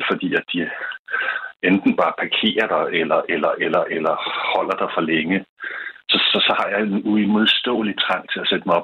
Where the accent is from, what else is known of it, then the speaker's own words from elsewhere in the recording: Denmark; jeg havde bare aldrig tænkt over, at affald skulle sorteres og sendes et sted hen øh, hjemme i Danmark.